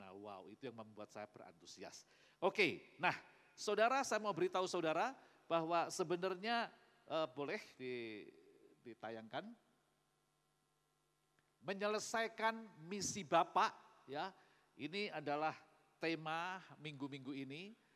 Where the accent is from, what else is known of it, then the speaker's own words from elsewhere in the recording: Magetan, East Java, Indonesia; born there; Jadi Magetan ini kota kelahiran saya